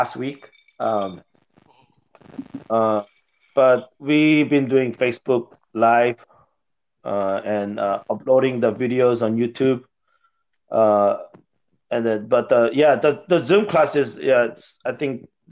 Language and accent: English; Seoul, South Korea; moved away; also born or lived in Texas; I was born in Seoul, Korea.